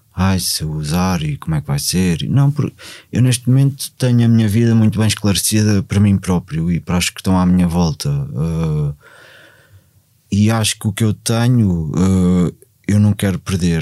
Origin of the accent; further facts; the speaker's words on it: Portugal; comecei a ir a Cruz, onde eu, onde eu cresci